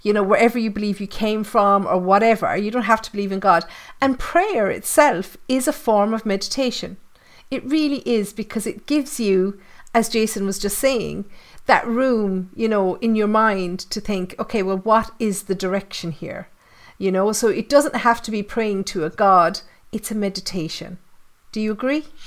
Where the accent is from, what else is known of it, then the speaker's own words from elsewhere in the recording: Ireland; I'm Irish. I live in the Irish countryside